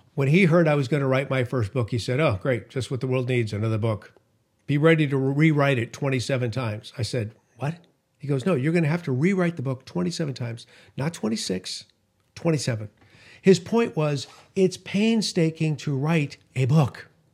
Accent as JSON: {"language": "English", "region": "California", "country": "United States", "said": "my home state of California"}